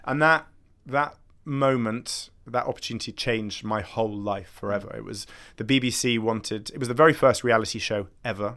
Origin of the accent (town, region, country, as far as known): United Kingdom; accent: posh